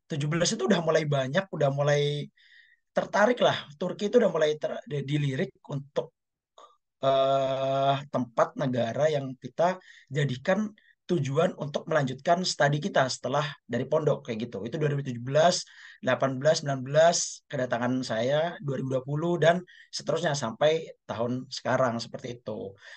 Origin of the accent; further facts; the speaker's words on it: Jember, East Java, Indonesia; aku dari Jember. Jadi di kota aku Jember itu ada beneran perkumpulan kami lulusan Gontor yang tinggal di Jember